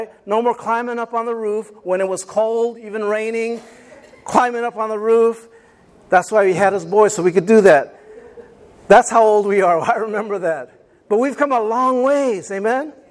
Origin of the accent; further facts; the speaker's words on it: Rutherford, California, United States; where we grew up in Rutherford, we grew up out in the country